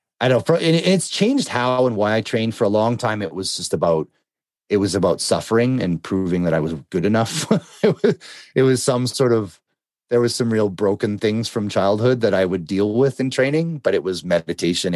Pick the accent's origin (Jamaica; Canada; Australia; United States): Canada; I'm Canadian